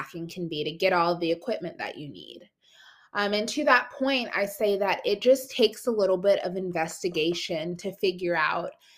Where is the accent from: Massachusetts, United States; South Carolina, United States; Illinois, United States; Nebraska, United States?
South Carolina, United States; I'm from South Carolina